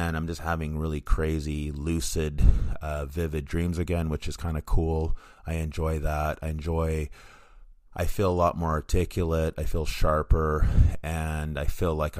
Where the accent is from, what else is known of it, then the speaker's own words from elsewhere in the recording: Vancouver, British Columbia, Canada; in Vancouver, my hometown